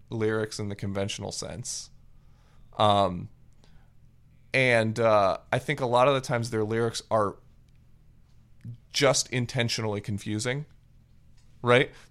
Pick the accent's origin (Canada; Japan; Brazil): Japan; um because I grew up in Japan.